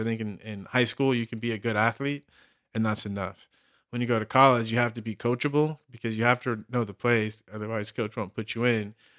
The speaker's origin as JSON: {"language": "English", "region": "Southern California", "country": "United States", "also_born_or_lived": "Austin, Texas", "moved": "as an adult", "said": "I'm this kid from Southern California"}